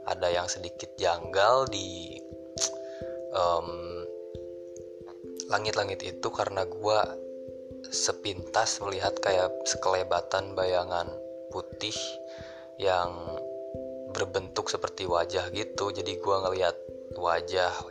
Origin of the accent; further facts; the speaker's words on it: Bandung, West Java, Indonesia; karena gue kebetulan sebenarnya gue orang Sunda orang Bandung